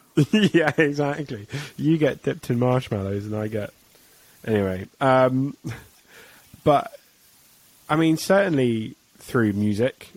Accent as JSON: {"language": "English", "region": "England", "country": "United Kingdom"}